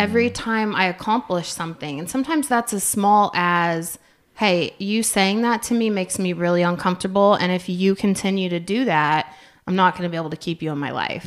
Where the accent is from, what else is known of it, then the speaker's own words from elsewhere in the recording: Yukon, Oklahoma, United States; I'm coming from Yukon, which, growing up, very little diversity